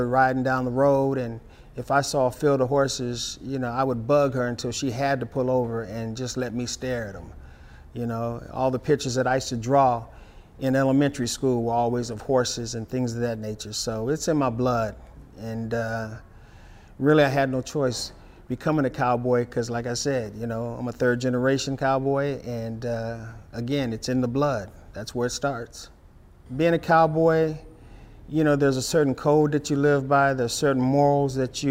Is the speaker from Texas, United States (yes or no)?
yes; Dallas, Texas, United States; I'm from Dallas, Texas